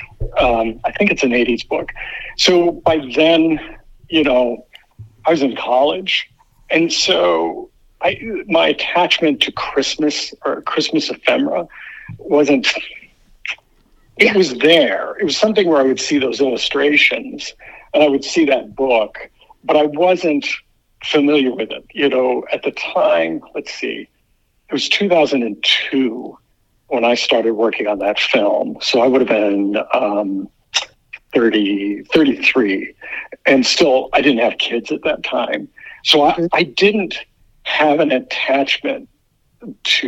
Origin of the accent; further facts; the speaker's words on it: outside of Cleveland, Midwest, Ohio, United States; I grew up in the Midwest outside of Cleveland